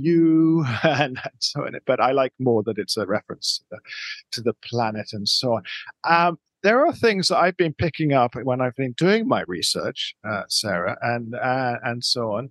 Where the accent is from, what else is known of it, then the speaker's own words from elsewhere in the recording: United Kingdom; now in Colombia; being British